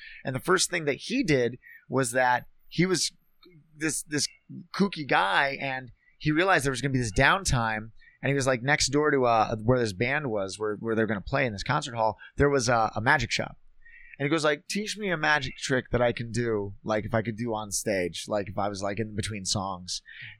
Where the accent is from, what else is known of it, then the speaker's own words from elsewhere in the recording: Minneapolis, Minnesota, United States; also born or lived in Bozeman, Montana / Las Vegas, Nevada; I'm from Minneapolis and Bozeman, Montana and Las Vegas.